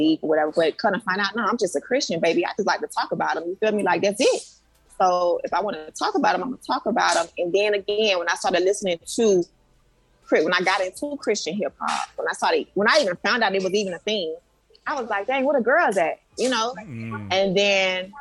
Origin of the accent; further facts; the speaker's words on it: Miami, Florida, United States; I grew up in the inner city. I grew up in Liberty City.